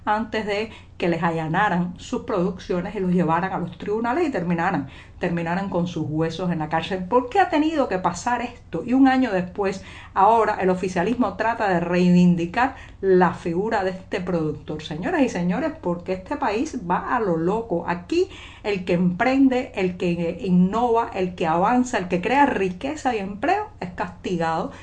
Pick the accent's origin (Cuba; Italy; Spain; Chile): Cuba; cubana, periodista, ciudadana